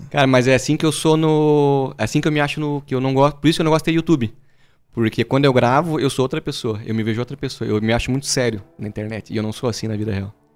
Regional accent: Brazil; que sou brasileiro

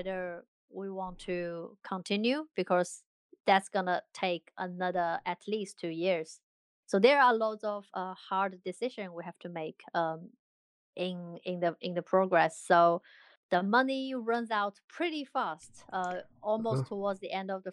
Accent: China; now in London, United Kingdom; we're all from China, but we all scattered around the world at the moment. I am based in London.

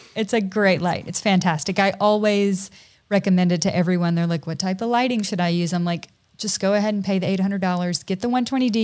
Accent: Tennessee, United States; also born or lived in Hawaii; now in Georgia, United States; my husband and I are both from Tennessee originally

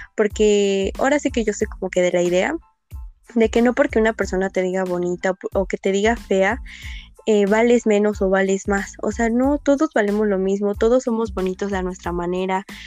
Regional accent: Pachuca, Hidalgo, Mexico; yo soy de Pachuca

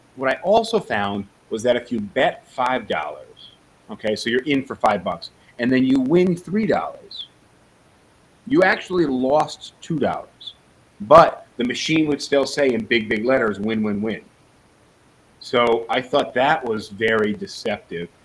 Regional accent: New York City, New York, United States; I come from New York City where everybody walks around

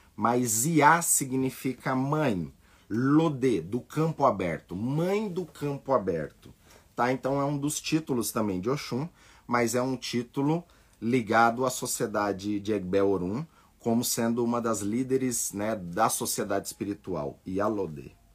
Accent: Brazil; nós somos brasileiros, nascemos aqui

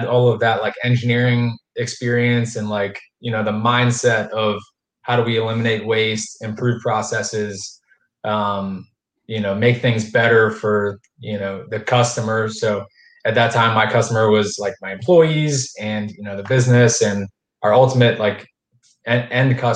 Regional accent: Pennsylvania, United States; moved away as an adult; now in Jacksonville, United States; I'm not from Northeast Florida. I'm from Pennsylvania.

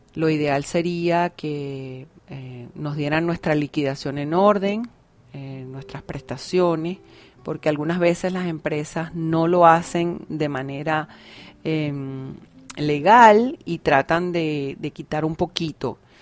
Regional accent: Venezuela; en mi país Venezuela

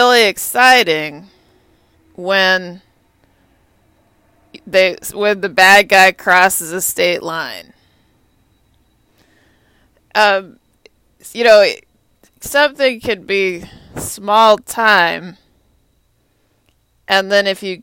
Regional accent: Texas, United States; now in Washington, D.C., United States; I'm a Longhorn. I'm from Texas

